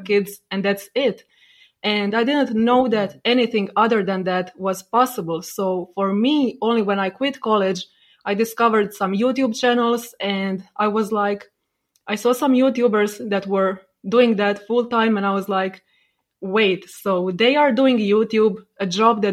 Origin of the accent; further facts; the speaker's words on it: Croatia; I grew up in Croatia, in a small city in Croatia